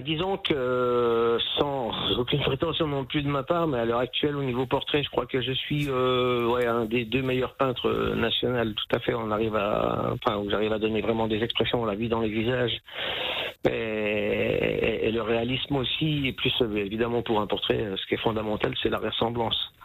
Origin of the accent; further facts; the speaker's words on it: Saint-Amé, Grand Est, France; et moi je suis né à Saint-Amé dans les Vosges